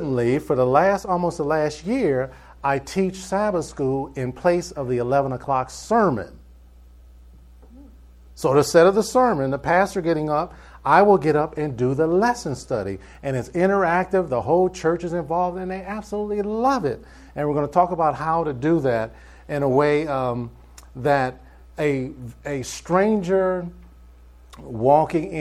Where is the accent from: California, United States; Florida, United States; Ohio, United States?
Ohio, United States; Cleveland; moved away as an adult; also born or lived in Michigan / New York; now in Atlanta, United States; I was born in Cleveland, Ohio. And I just got tired of cold weather. I lived in Ohio, I lived in Michigan, I lived in New York